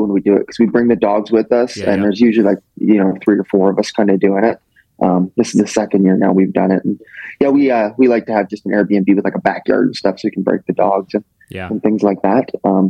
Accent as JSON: {"language": "English", "country": "Canada", "said": "I'm from Canada"}